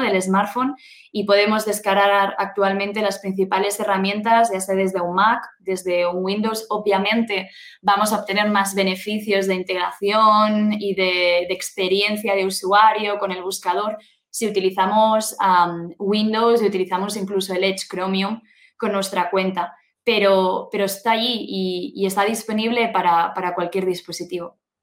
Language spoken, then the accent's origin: Spanish; Spain; also born or lived in Germany; vengo de España, vivo actualmente en España